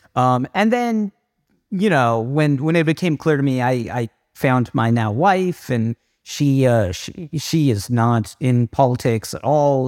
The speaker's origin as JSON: {"language": "English", "region": "Southern Virginia", "country": "United States", "tie": "born or raised there", "said": "I grew up in Southern Virginia"}